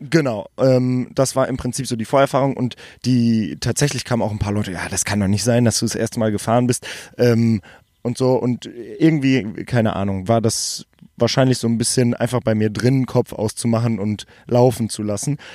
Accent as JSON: {"language": "German", "country": "Germany", "said": "ich bin aus Deutschland"}